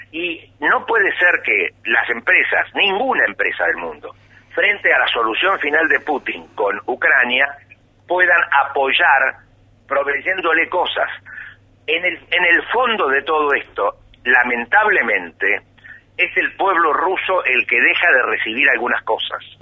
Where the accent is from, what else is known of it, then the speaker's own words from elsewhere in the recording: Córdoba, Argentina; soy bien cordobés